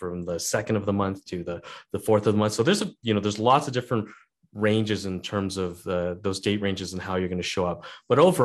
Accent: Canada; I'm a Canadian Airbnb host

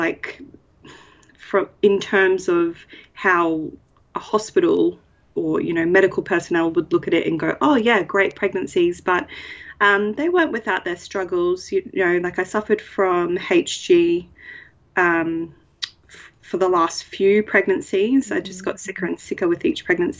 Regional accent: Brisbane, Queensland, Australia; I'm from Brisbane, north side of Brisbane.

